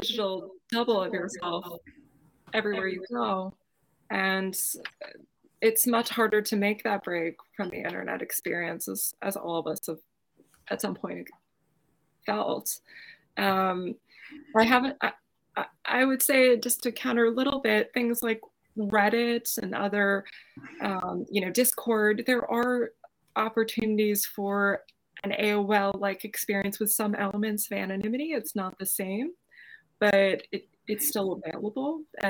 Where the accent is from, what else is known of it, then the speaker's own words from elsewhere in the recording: Brockton, Massachusetts, United States; I grew up outside of Boston, a town called Brockton